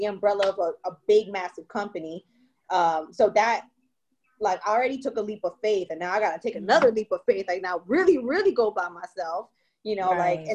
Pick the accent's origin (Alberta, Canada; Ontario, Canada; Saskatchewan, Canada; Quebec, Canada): Ontario, Canada; Toronto; moved away; I'm from Toronto